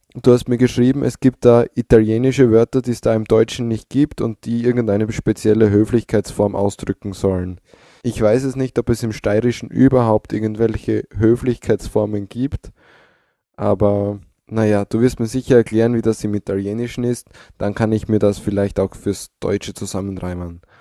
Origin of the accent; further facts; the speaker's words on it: Styria, Austria; bei uns in der Steiermark